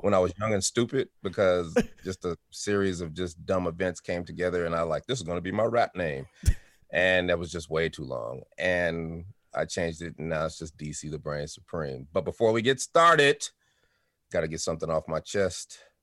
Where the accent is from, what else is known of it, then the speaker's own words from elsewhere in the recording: Denver, Colorado, United States; also born or lived in Chicago, Illinois; I was born in Chicago, Illinois, moved to Denver when I was four years old, and had a great childhood